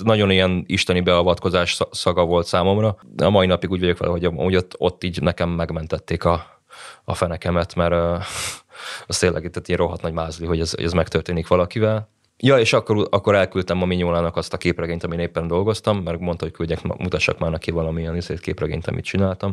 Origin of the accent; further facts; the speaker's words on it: Budapest, Hungary; én budapesti vagyok